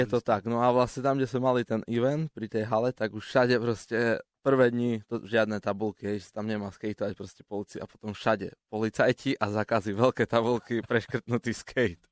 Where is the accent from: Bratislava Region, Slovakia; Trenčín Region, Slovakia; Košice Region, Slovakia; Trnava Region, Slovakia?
Košice Region, Slovakia; Košice; sme tu z Košic cestovali